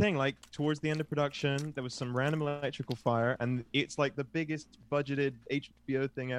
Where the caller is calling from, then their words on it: London, United Kingdom; I'm calling from London myself.